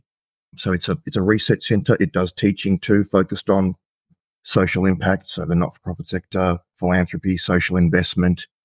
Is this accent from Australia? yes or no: yes; Australia; also born or lived in Poland; I was born in Poland in 1982 and came to Australia when I was just under 3 years old in the mid-1980s.